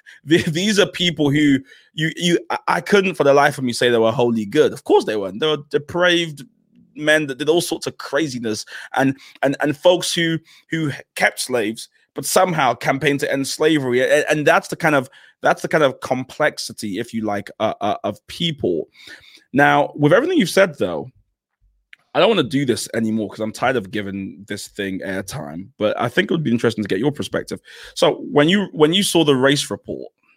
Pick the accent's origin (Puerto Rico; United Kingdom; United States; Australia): United Kingdom; London; I grew up in South East London